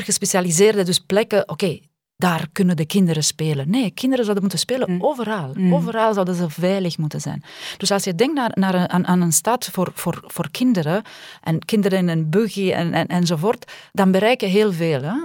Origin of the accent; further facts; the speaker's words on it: Romania; now in Belgium; ik kom uit Roemenië